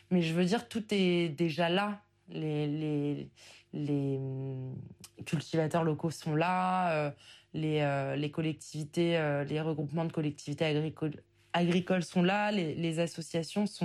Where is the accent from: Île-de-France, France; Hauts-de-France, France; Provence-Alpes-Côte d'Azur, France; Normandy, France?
Hauts-de-France, France; Oise, Picardy; also born or lived in Paris; j'ai 27 ans, je suis originaire euh, de l'Oise, donc en Picardie, du sud de l'Oise, qui se trouve à 40 km de Paris. J'ai fait mes études à Paris et à l'issue de mes études, j'ai fait le choix de... retourner habiter en Picardie